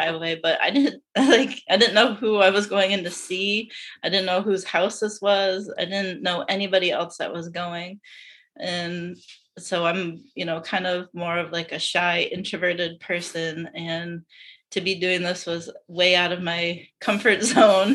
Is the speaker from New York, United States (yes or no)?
no; Yarmouth, Maine, United States; I grew up in Yarmouth, Maine